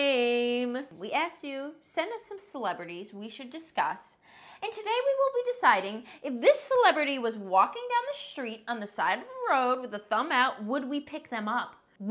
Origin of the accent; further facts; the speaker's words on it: Ohio, United States; I'm from Ohio.